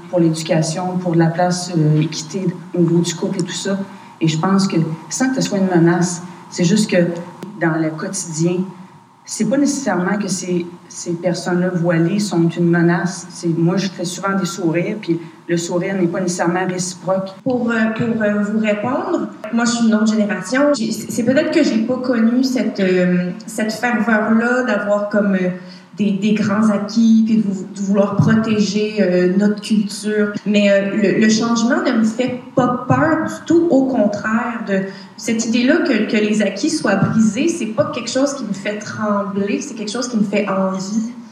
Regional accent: Quebec, Canada; Je suis libanaise, ben, d'origine libanaise mais je suis vraiment québécoise.

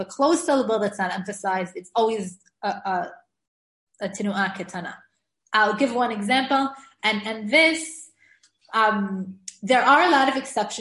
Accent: United States; growing up in America, I never really had that problem

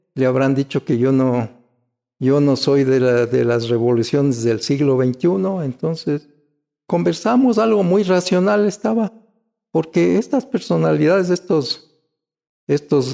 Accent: Quito, Pichincha, Ecuador; yo ya nací en Quito. Yo soy auténticamente quiteño, estudié en la escuela Espejo tradicional municipal

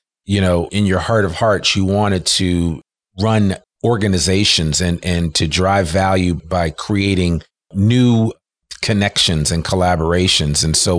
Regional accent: New Jersey, United States; I'm originally from New Jersey. So I know the city.

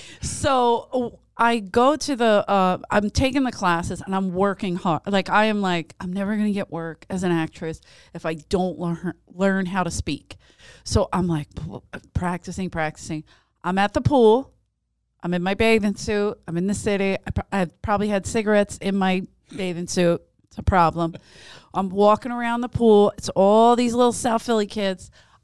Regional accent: Ireland; Even as an Irish woman, I'd forgive this English woman.

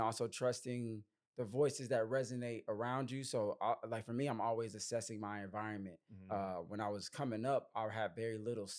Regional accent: Chicago, Illinois, United States; You know, I'm from Chicago, you from St. Louis.

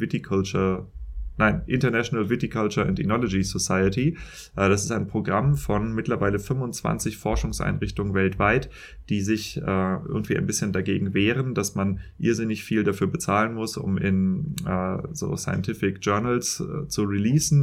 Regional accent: Germany; accent: German; wie ich mit Denglisch klinge, also meinem deutschen Akzent

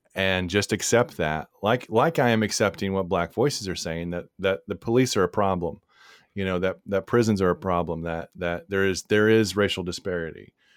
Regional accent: Texas, United States; we're both from Texas, so the Bible comes up a lot

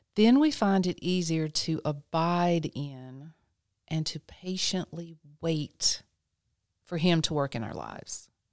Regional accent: Lexington, North Carolina, United States; I was born and raised in Lexington, North Carolina.

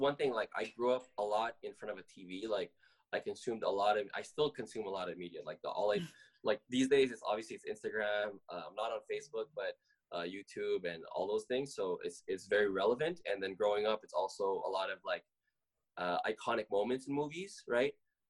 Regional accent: Philippines; So, favorite part about being Filipino is like it's the food, bro.

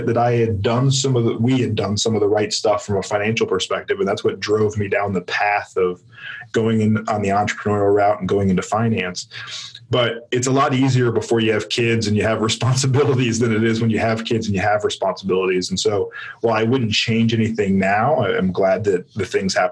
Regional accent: Richmond, Virginia, United States; my hometown of Richmond

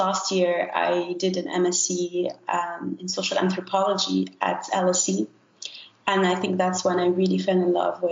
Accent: Morocco; I was born and raised in Morocco, which is where I'm calling from now.

